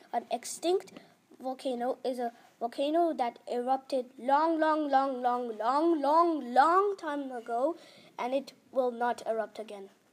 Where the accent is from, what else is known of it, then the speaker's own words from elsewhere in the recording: India; now in Utrecht, Netherlands; I'm from India, and the school I am in is called the ISU, stand for International School Utrecht